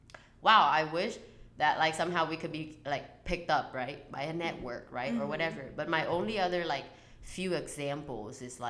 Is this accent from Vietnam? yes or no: yes; Vietnam; moved away; I was born and raised in Vietnam